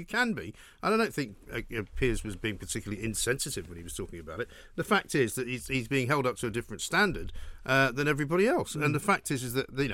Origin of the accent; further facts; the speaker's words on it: London, United Kingdom; I'm from London